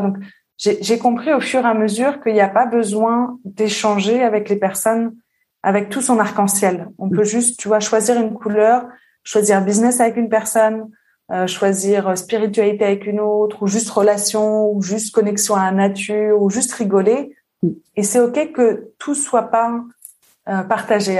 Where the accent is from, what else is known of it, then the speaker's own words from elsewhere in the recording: southern suburbs of Paris, Île-de-France, France; moved away as an adult; also born or lived in Réunion / Lyon; now in Switzerland; J'ai grandi en banlieue sud parisienne et après j'ai vécu à Paris longtemps